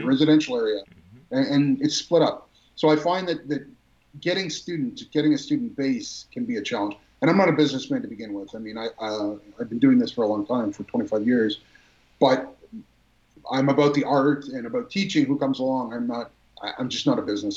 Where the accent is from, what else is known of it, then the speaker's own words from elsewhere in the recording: Mississauga, Ontario, Canada; I grew up in Mississauga in the 70s and 80s